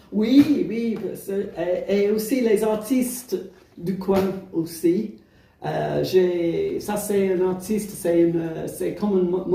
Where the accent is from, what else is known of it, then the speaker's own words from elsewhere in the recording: England, United Kingdom; French is a second language; moved away as an adult; now in France; je suis anglaise et je suis venue en France il y a plus de 20 ans et, euh, pour habiter au couvent.